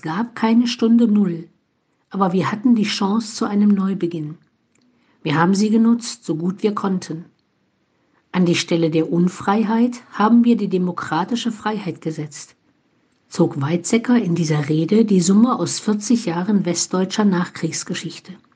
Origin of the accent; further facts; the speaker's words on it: Germany; now in Olpe, Germany; hier bei uns in Deutschland